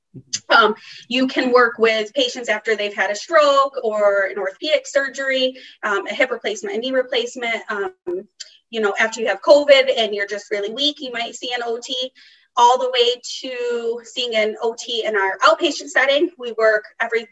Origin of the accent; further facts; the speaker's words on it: Massachusetts, United States; I grew up in Massachusetts. I still live in Massachusetts.